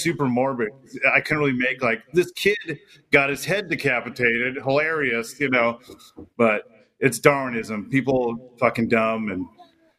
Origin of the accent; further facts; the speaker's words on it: Southern California, United States; also born or lived in Fresno, California; Raised here